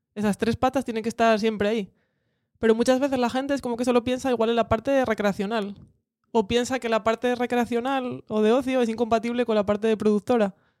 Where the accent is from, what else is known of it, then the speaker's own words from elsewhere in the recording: Cudillero, Asturias, Spain; now in Gijón, Spain; soy de Cudillero